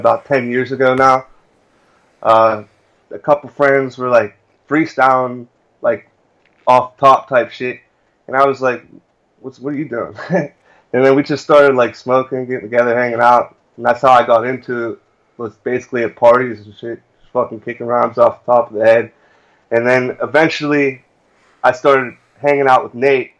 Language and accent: English; Scottdale, Pennsylvania, United States; My hometown's Scottsdale, Pennsylvania. It's 45 minutes outside of Pittsburgh